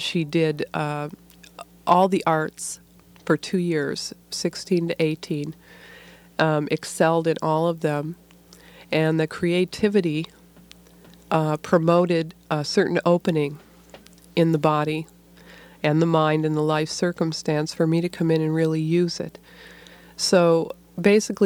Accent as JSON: {"language": "English", "area": "near Detroit", "region": "Michigan", "country": "United States", "tie": "born or raised there", "said": "I grew up near Detroit, Michigan, in a kind of auto factory town."}